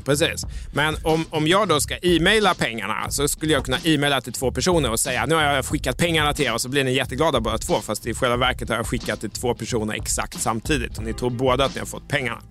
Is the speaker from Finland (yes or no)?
no; Mjölby, Östergötland, Sweden; När jag växte upp i Mjölby